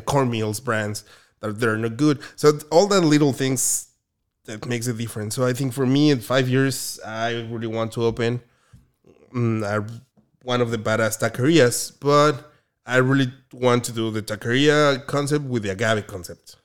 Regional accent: Mexico City, Mexico; moved away as an adult; also born or lived in Oaxaca; now in Orange County, United States; I'm from Mexico City.

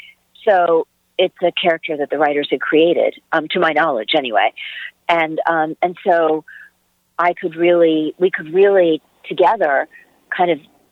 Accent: United States; and I'll do something that is in that vein as an American.

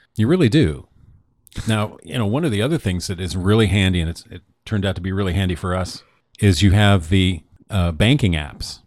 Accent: Newport, Oregon, United States; born or raised there; moved away

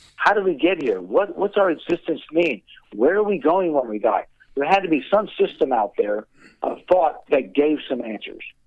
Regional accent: Indianapolis, Indiana, United States; I grew up in Indianapolis

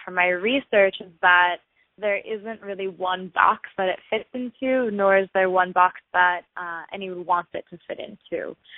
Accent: Los Angeles, California, United States; also born or lived in Boston; I grew up in Los Angeles

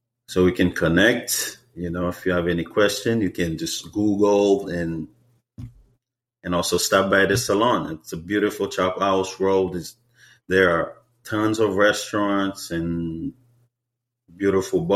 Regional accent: Haiti; English is a second language; now in Seattle, United States; So as an immigrant, like for me, as a Haitian

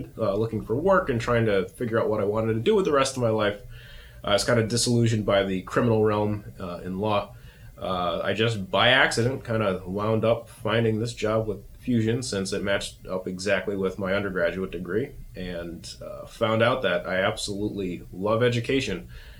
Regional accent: Taylor, Pennsylvania, United States; moved away; I'm originally from Scranton, Pennsylvania, actually Taylor, Pennsylvania, which is right next door

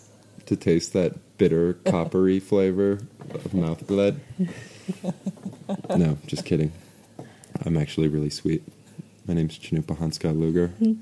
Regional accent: North Dakota, United States; But we're landlocked, so I'm from North Dakota, Mandan, Hidatsa, Narikara, and Lakota, and Austrian, and Norwegian

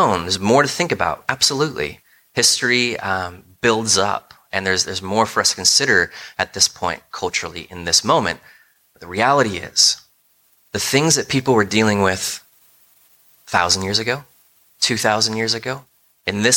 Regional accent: United States; as American thinkers

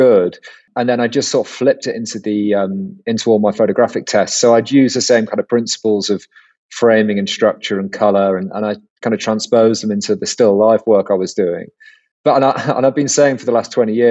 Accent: Cheshire, North West England, United Kingdom; moved away as an adult; now in London, United Kingdom; I grew up in Cheshire in the northwest of England

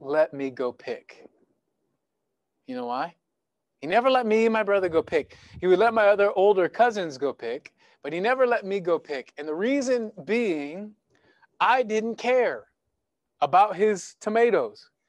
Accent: United States; I grew up on the Missouri River with my mom and my grandpa

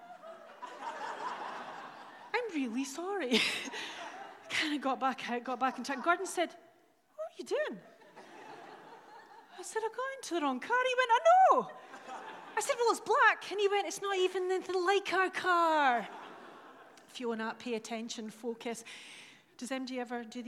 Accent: Dundee, Scotland, United Kingdom; I'm from Dundee.

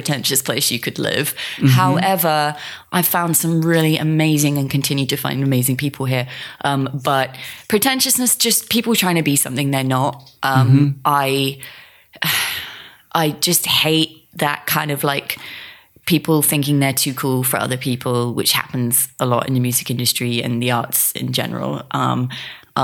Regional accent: Hertford, East of England, United Kingdom; moved away; also born or lived in London; I grew up in a little suburban town called Hartford in England, right next to London

